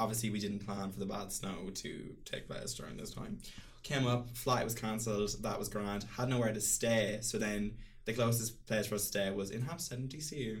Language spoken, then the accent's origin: English; Cavan, County Cavan, Ireland; I am from Cavantown.